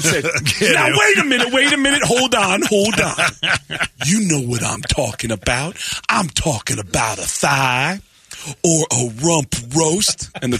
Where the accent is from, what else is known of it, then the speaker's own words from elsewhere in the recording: New York, United States; So I'm from New York.